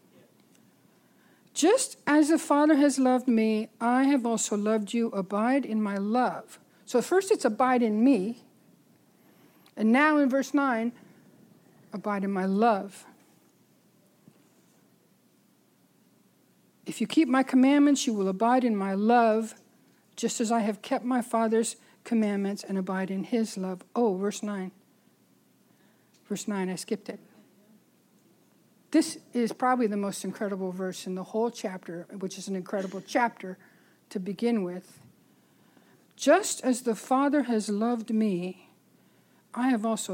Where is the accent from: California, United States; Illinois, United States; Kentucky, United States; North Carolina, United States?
California, United States; San Francisco; I grew up in San Francisco